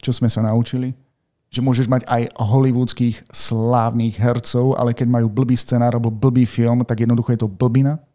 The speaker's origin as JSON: {"language": "Slovak", "town": "Martin", "region": "Žilina Region", "country": "Slovakia", "said": "sme z Martina ešte"}